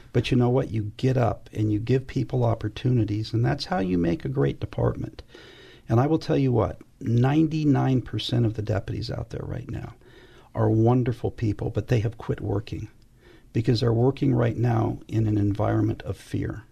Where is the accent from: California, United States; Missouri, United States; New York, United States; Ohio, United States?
California, United States; West Covina; also born or lived in Los Angeles, California; my parents took me home to a place called West Covina, California. But back when I grew up, it, there wasn't much there.